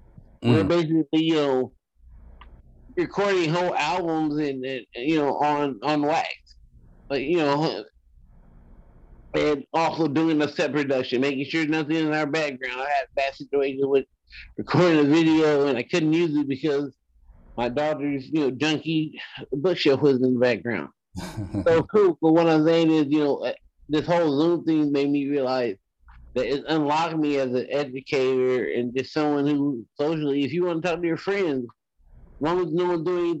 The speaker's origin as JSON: {"language": "English", "town": "Los Angeles", "region": "California", "country": "United States", "said": "I'm from South Central"}